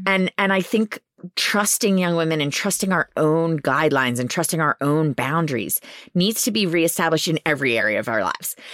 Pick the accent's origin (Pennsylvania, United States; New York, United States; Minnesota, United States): Pennsylvania, United States; Philadelphia; I didn't think I was well-spoken enough 'cause I'm from Philly